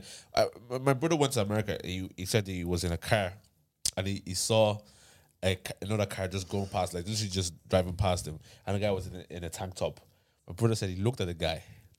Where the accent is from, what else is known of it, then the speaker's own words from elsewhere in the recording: Thailand; We're here, right? And we're from Thailand.